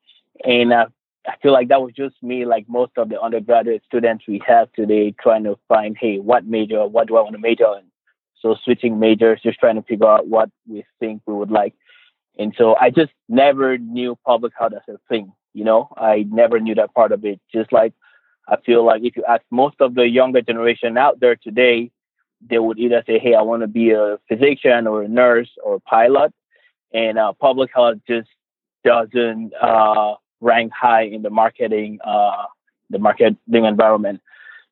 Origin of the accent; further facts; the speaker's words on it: Cameroon; now in Michigan, United States; I am originally from Cameroon. For those who don't know, Cameroon is, and this is a tropical region, of course, with just over 24 million people. And so I grew up in a rural area